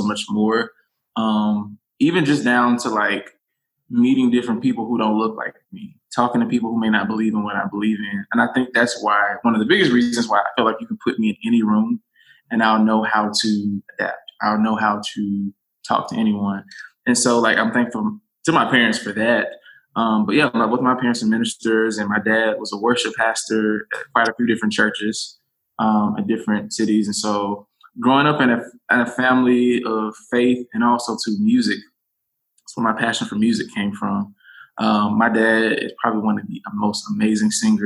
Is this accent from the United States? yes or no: yes; Americus, Georgia, United States; I was born in Americus, Georgia. It is south